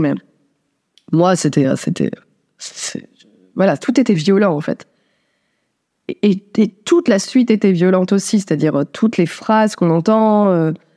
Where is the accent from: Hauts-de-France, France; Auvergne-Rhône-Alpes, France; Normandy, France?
Hauts-de-France, France; Dunkirk; je suis née à Dunkerque